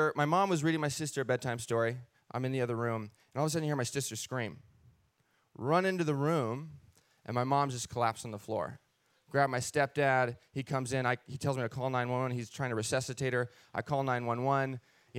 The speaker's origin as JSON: {"language": "English", "town": "Castle Rock", "region": "Washington", "country": "United States", "tie": "born or raised there", "said": "We were raised Christian in Washington State. Yes, a place called Castle Rock, Washington."}